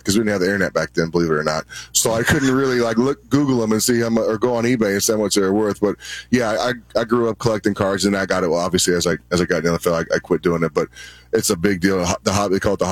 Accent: New Mexico, United States; I grew up in New Mexico

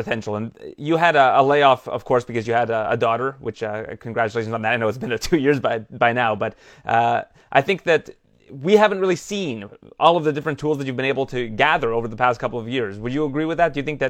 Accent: Scarborough, Ontario, Canada; I'm from Scarborough, Ontario, which was voted the most diverse food city in the world

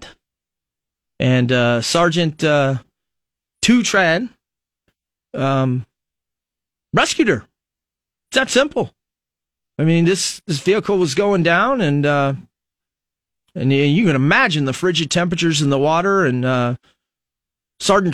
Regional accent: United States; also born or lived in Lincoln, Nebraska; as an American citizen now

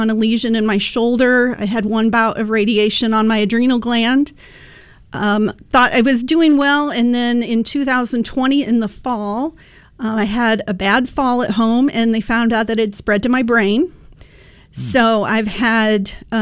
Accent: Elliott, Illinois, United States; I am from Elliott, Illinois, which is where I grew up. I live on the family farm that my great-grandparents built.

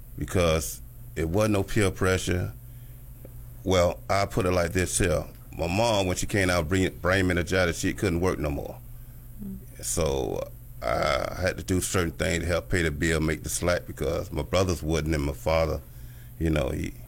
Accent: Miami, Florida, United States; Born and raised in Miami, Florida

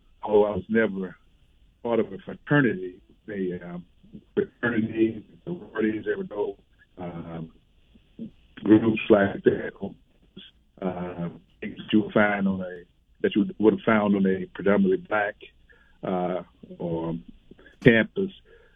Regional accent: Sarasota, Florida, United States; Sarasota, my hometown

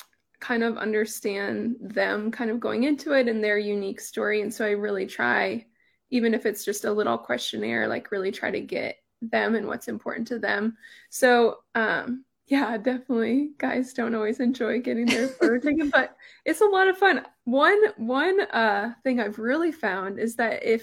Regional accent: Ainsworth, Nebraska, United States; I had moved back to my hometown. I was getting married and to Mark, and we farm and ranch in Ainsworth

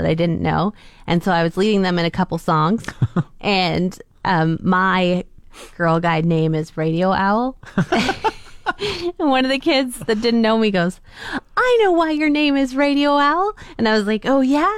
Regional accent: Ontario, Canada; moved away; I'm from Ontario

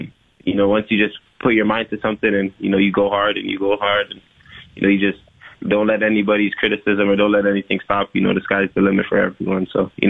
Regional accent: Toronto, Ontario, Canada; being a part of the Raptors organization is, you know, what I dreamed of growing up in Toronto.

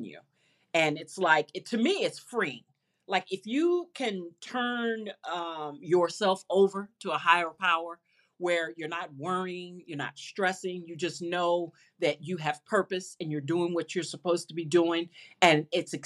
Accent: St. Louis, Missouri, United States; I'm from St. Louis

